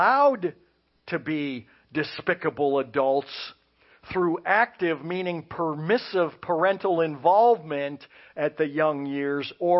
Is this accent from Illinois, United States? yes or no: yes; Chicago, Illinois, United States; I grew up in Chicago, in suburbia